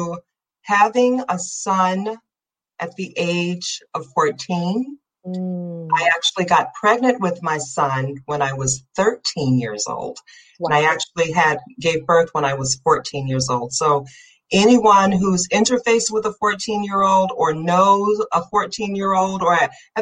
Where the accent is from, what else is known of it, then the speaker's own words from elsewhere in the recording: the South Suburbs, Illinois, United States; I grew up in the South Suburbs